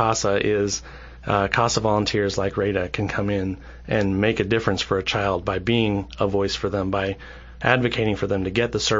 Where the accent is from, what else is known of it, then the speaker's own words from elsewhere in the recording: Central Kentucky, United States; I'm a lifelong resident of Central Kentucky